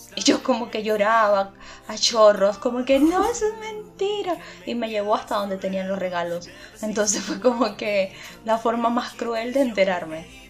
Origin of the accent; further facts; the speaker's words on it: Venezuela; nosotros como venezolanos